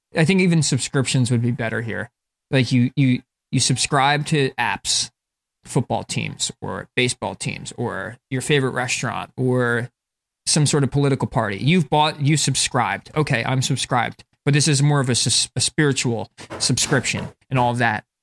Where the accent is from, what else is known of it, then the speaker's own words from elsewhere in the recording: North Plainfield, New Jersey, United States; I'm from North Plainfield, which is, like, a pretty white suburban area in the middle of, like, a ghetto-ish area. Like, it's up north New Jersey